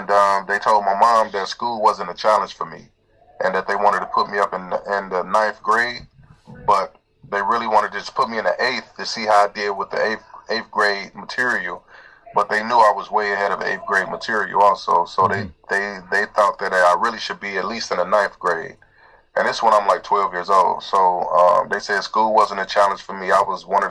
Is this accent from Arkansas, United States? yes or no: no; Cincinnati, Ohio, United States; also born or lived in Atlanta, Georgia; I was born in Georgia, in the Atlanta area. And, I've been in Cincinnati my whole life